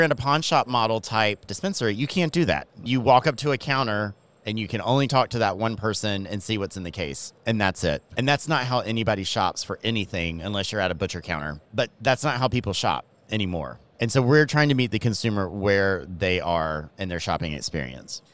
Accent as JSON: {"language": "English", "region": "Georgia", "country": "United States", "also_born_or_lived": "Miami", "accent": "Southern", "moved": "as an adult", "said": "I am from Georgia. So if my Southern accent comes out"}